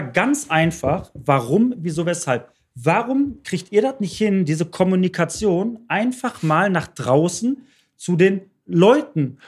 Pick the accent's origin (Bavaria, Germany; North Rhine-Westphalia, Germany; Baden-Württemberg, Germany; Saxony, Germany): North Rhine-Westphalia, Germany; Bottrop; Ich bin in Bottrop groß geworden